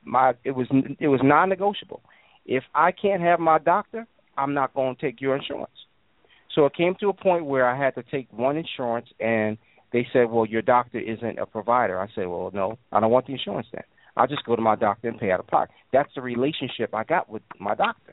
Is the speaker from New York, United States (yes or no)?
yes; New York, United States; as a child, as an adolescent, I grew up in New York